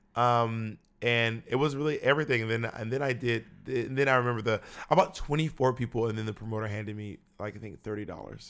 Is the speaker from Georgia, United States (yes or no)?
yes; Atlanta, Georgia, United States; also born or lived in Columbus; now in New York City, United States; I was born in Columbus, but I was raised in Atlanta